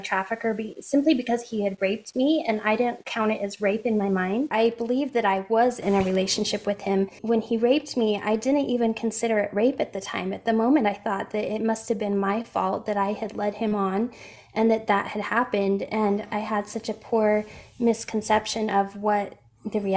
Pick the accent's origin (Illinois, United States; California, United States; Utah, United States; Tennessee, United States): Utah, United States; also born or lived in Boston, Massachusetts; I'm from Utah originally. I've lived here my whole life